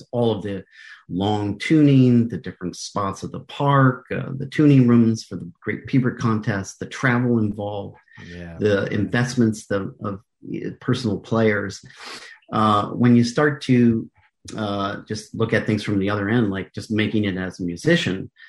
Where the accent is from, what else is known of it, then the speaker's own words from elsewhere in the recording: United States; also born or lived in Canada / New York; now in California, United States; since I'm American